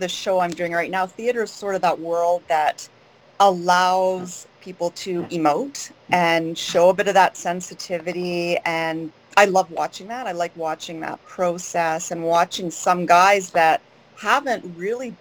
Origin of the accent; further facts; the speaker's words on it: Guelph, Ontario, Canada; moved away as an adult; now in Sarnia, Canada; I grew up in Guelph